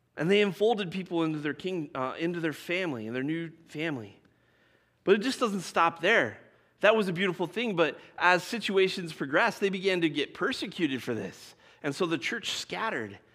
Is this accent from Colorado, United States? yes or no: yes; Colorado, United States; I grew up in Colorado.